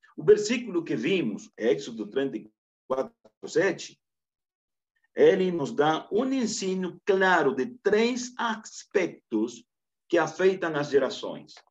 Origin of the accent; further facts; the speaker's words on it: Camiri, Santa Cruz, Bolivia; Portuguese is a second language; eu sou de Santa Cruz, Bolívia, precisamente de uma localidade chamada Camiri